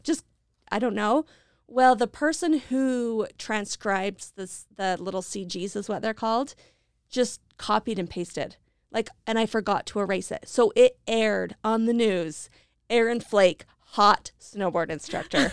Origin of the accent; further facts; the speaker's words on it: Idaho Falls, Idaho, United States; moved away; I'm living back in my hometown of Idaho Falls